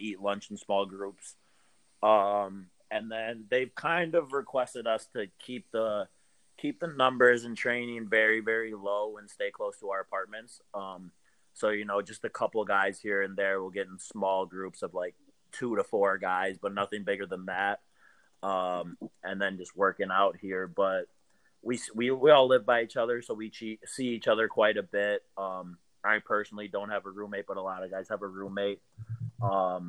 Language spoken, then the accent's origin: English; Minneapolis, Minnesota, United States; moved away; I'm from Minneapolis originally